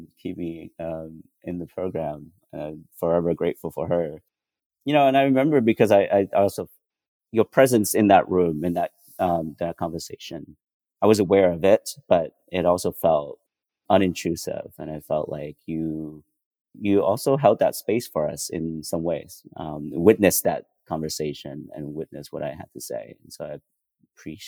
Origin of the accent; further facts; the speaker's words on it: White Center, Washington, United States; also born or lived in Vietnam; I grew up in White Center, like I mentioned, a predominantly Black and Brown community neighborhood